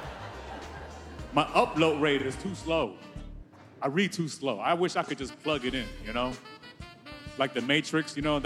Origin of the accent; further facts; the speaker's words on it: Houston, Texas, United States; I'm originally from Texas. I grew up in Houston